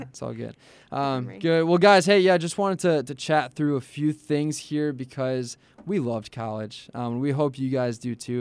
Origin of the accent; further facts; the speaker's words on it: Chicago, Illinois, United States; I'm from Chicagoland area.